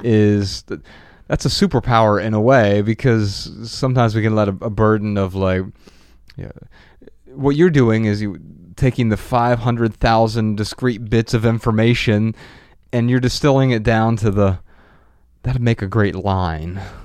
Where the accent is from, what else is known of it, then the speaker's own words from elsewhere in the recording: Dayton, Ohio, United States; moved away; We grew up in Dayton, Ohio